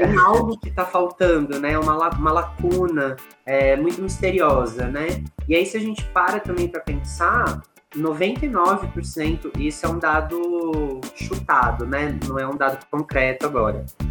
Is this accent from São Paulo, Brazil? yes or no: yes; interior of São Paulo, Brazil; moved away as an adult; also born or lived in Araraquara, São Paulo; now in Ouro Preto, Brazil; sou do interior de São Paulo